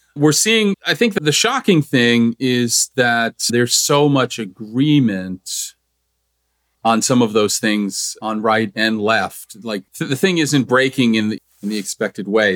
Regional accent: New Jersey, United States; where I grew up in New Jersey, we called it junior high school

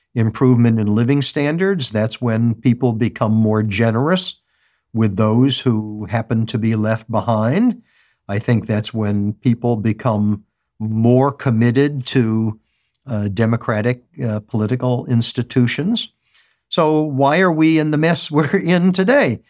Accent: United States; As an American

